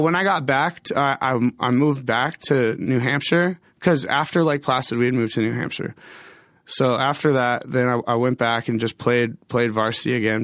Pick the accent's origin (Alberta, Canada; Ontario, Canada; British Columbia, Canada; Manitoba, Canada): Alberta, Canada; Medicine Hat; moved away; also born or lived in Edmonton / Wisconsin; I was born in Edmonton, but I grew up in a city called Medicine Hat, which is like a few hours uh, away from Calgary